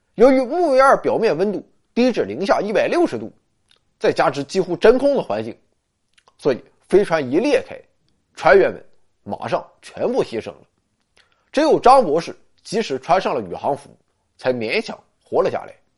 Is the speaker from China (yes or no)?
yes; China; 我们中国人可以占得先机呢